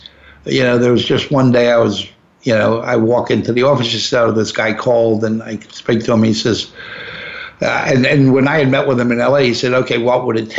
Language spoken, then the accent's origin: English; New York, United States; I said, listen, I'm just not interested. I'm a New Yorker.